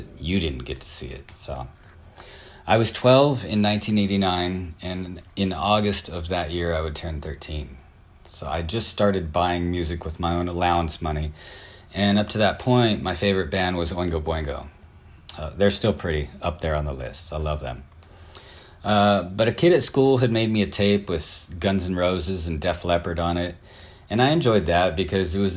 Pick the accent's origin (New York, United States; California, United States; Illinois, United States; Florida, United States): California, United States; Southern; I'm from Southern California